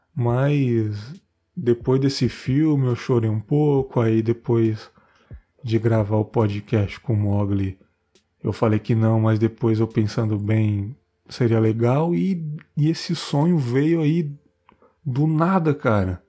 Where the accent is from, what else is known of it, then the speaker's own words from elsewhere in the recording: São Paulo, Brazil; na minha quebrada lá lá da ZL